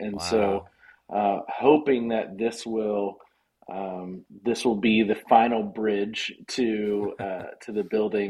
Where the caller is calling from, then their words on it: Burney, Texas, United States; I am at our offices in Burney, about 10 minutes north of San Antonio.